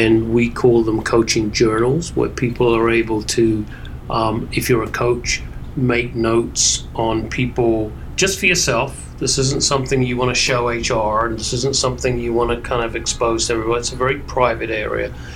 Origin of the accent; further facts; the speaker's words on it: England, United Kingdom; now in New York, United States; growing up in England